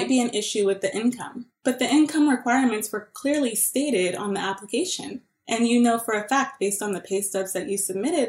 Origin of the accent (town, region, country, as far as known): Mozambique